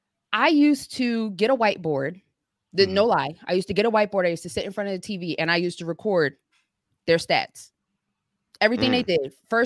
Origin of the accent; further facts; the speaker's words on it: Philadelphia, Pennsylvania, United States; But grew up, like, my grandmother, my entire family lives in West Philly.